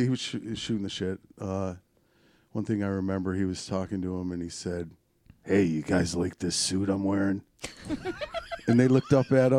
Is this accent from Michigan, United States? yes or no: yes; Oak Park, Michigan, United States; In Oak Park, I grew up in Oak Park, born and raised. I grew up between 8 and 9 miles off of Coolidge.